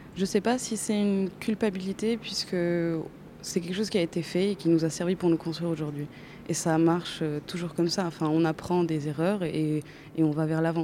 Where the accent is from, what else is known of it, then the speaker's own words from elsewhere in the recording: Chile; moved away as an adult; now in France; J'ai grandi au Chili